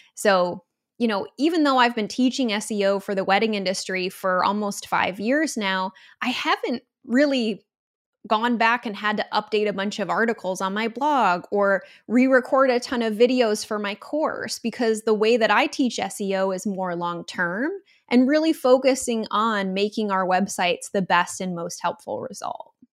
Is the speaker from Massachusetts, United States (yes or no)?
no; Michigan, United States; I'm from Michigan